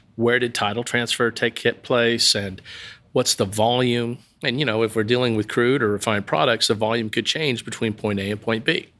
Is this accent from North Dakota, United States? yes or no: no; Waxahachie, Texas, United States; I'm originally from Waxahachie.